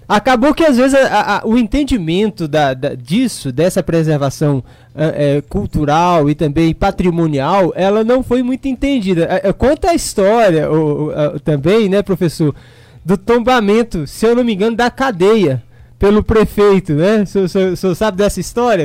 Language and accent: Portuguese; Luziânia, Goiás, Brazil; Sou de Lusiânia